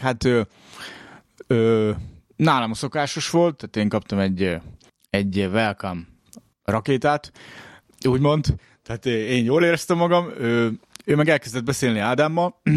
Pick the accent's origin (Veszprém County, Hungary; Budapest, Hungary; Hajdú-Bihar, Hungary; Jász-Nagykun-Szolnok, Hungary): Jász-Nagykun-Szolnok, Hungary; Szolnok; born or raised there; moved away